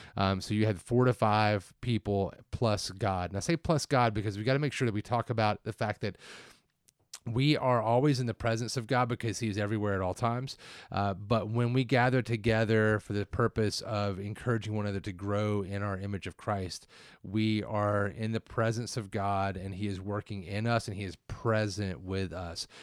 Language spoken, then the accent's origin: English; the South, United States; I'm from the South